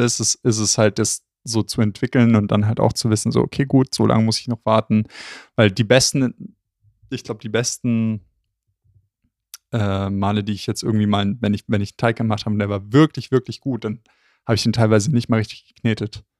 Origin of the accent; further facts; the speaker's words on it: Southern Germany, Germany; bei uns im Süden